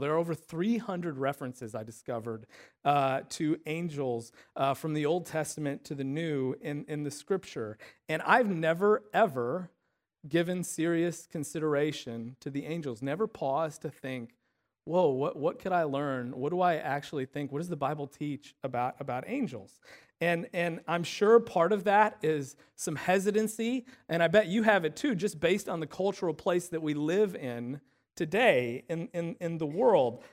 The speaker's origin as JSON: {"language": "English", "region": "Illinois", "country": "United States", "tie": "born or raised there", "said": "the town where we grew up in Illinois"}